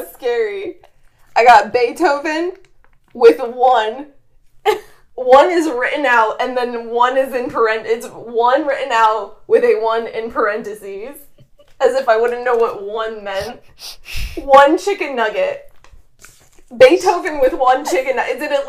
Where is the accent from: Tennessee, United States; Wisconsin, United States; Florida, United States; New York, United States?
New York, United States; Staten Island; I'm from Staten Island.